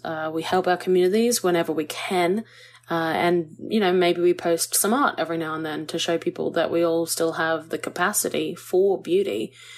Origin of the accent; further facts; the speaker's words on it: Australia; we as Aussie artists